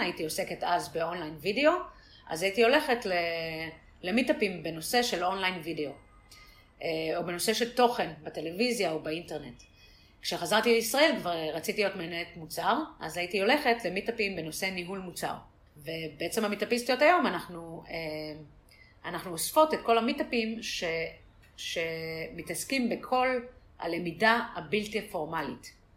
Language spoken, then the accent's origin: Hebrew; Tel Aviv, Tel Aviv District, Israel; also born or lived in San Francisco; אני מתל אביב